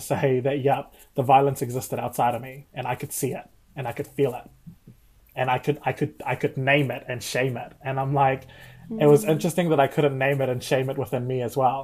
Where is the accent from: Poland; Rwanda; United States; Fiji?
Fiji; Rotuma; now in New Zealand; I was raised fully immersed in Catholicism from the islands